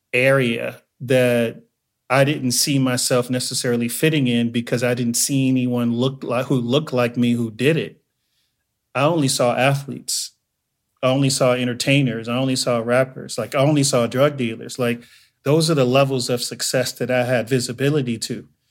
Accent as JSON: {"language": "English", "town": "Inglewood", "region": "California", "country": "United States", "tie": "born or raised there", "also_born_or_lived": "Joliet, Illinois", "said": "I am originally from Joliet, Illinois. I was born there, but I moved to Inglewood, California when I was three years old. So I was raised in Inglewood, and so I claim Inglewood"}